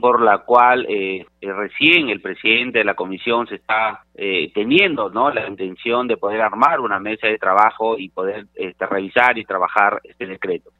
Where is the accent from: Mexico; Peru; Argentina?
Peru; nosotros como peruanos